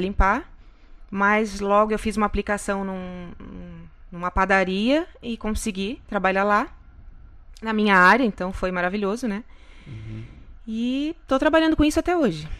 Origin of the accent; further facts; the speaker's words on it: Florianópolis, Santa Catarina, Brazil; moved away as an adult; now in Kissimmee, United States; Eu vim de Floripa, Santa Catarina